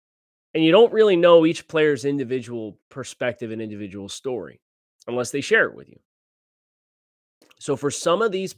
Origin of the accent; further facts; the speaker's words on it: California, United States; now in Florida, United States; I'm thinking it's an alligator because I'm from California.